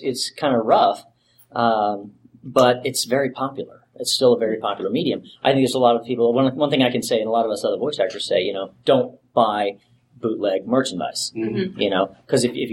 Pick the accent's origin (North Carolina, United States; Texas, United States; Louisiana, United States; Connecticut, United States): Texas, United States; I'm from Texas